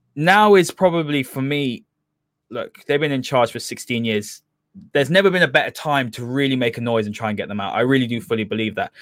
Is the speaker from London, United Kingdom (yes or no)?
yes; London, United Kingdom; I'm not from Manchester. you know, I'm from London way as well.